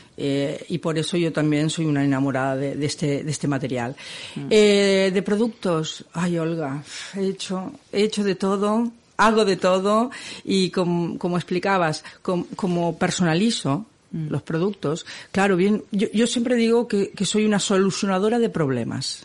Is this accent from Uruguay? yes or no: no; Argentina; now in Catalonia, Spain; Yo soy argentina